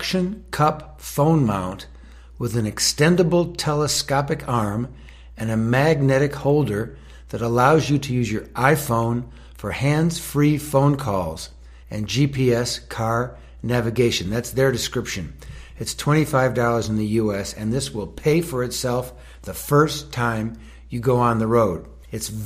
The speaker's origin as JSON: {"language": "English", "town": "Tucson", "region": "Arizona", "country": "United States", "tie": "born or raised there", "said": "I live in Tucson, Arizona"}